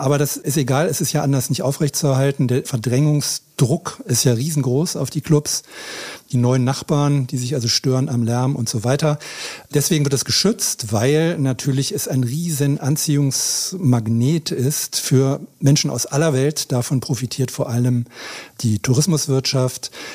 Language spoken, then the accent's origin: German; Berlin, Germany; ich bin ja auch Berliner